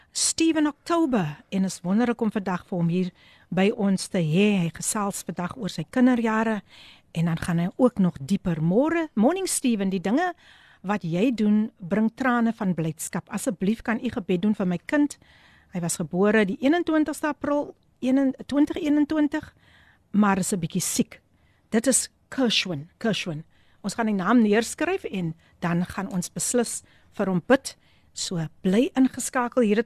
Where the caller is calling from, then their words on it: Wellington, Western Cape, South Africa; van Wellington.